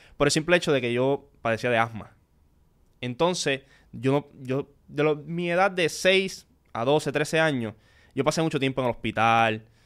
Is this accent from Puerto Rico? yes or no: yes; Corozal, Puerto Rico; Yo soy de Corozal